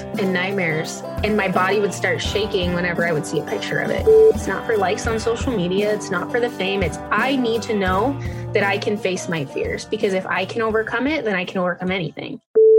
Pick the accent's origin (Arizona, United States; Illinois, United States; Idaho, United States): Idaho, United States; Moyie Springs; now in Alaska, United States; I grew up in Idaho, actually in Northern Idaho, pretty close to the Canadian and Montana border, kind of right up in that corner in Moye Springs area.